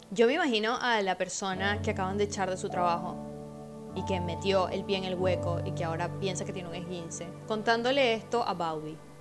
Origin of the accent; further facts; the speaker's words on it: Venezuela; moved away; mi país, de donde vengo, Venezuela